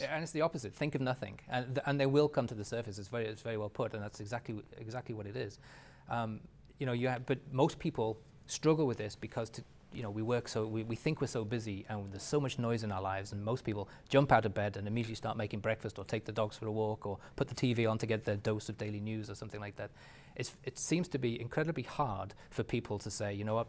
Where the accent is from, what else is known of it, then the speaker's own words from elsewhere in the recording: England, United Kingdom; moved away; my ethnicity, believe it or not, being English